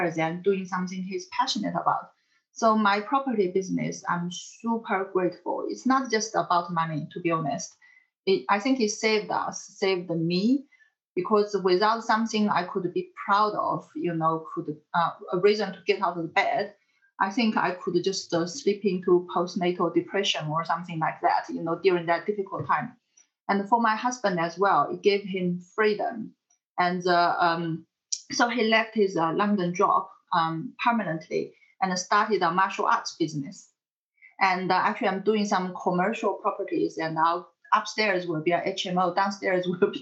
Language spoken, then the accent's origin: English; China; moved away; I'm from China